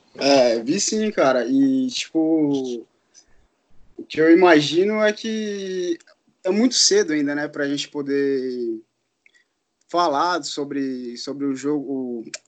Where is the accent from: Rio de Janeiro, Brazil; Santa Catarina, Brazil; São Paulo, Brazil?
São Paulo, Brazil; Araraquara; eu sou morador de Araraquara, aqui no interior de São Paulo